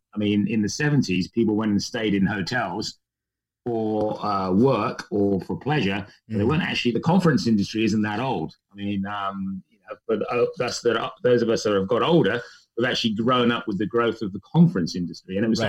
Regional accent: England, United Kingdom; accent: English; moved away; hopefully you can detect enough of my English accent still left behind to prove that I'm what they call here a POM, or somebody who originally came from the UK

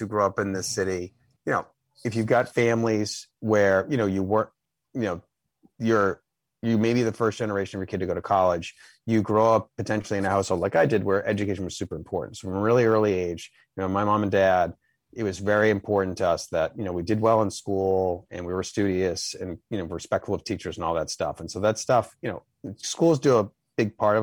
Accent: Boston, Massachusetts, United States; I'm from Dorchester. Okay. I'm still in Boston. I live in Rosendale now, so I'm still in the city, just a different part. Yeah, I mean, I've, you know, blessing and curse, never lived anywhere else

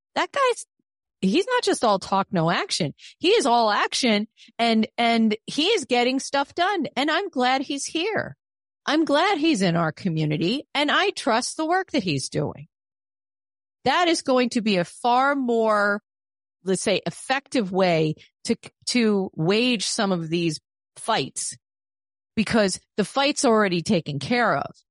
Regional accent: New York, United States; I'm a New Yorker

